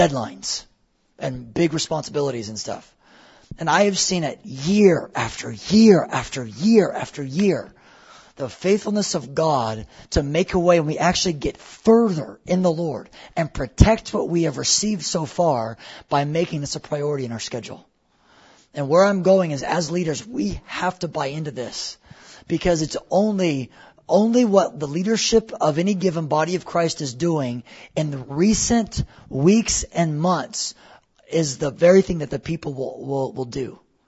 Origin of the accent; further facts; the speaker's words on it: United States; we're so American